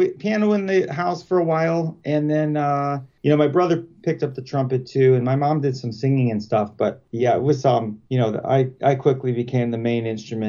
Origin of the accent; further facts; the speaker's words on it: Pittsburgh, Pennsylvania, United States; also born or lived in Boston / Portland, Oregon / Denver; now in Chicago, United States; Yeah, well, I've been here like 20 years with my wife, but we're both from Pittsburgh originally. You know, we've rambled around, you know, Boston and Portland, Oregon, and Denver and stuff. But yeah, we've been here like 20 years.